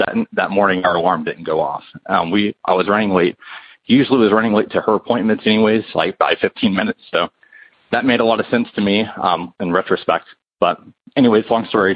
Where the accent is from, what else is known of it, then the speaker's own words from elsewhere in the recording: North Carolina, United States; I'm from North Carolina